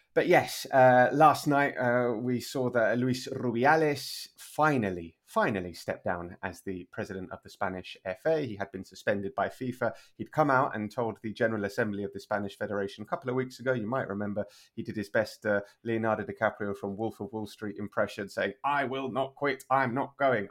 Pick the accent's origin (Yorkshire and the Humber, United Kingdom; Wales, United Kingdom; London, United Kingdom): London, United Kingdom; moved away as an adult; now in Spain; I was born and raised in London, but I've been living in Spain for the last twelve years